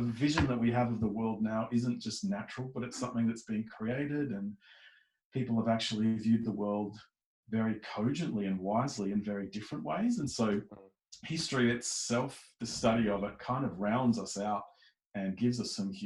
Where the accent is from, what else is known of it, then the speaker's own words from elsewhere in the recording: Melbourne, Victoria, Australia; moved away as an adult; now in Adelaide, Australia; I'm from Melbourne though, and I was born and bred there.